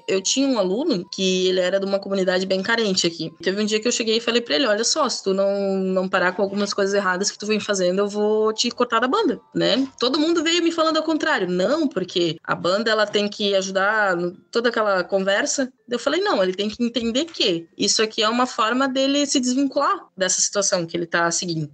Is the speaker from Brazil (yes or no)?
yes; Gaspar, Santa Catarina, Brazil; eu sou de Gaspar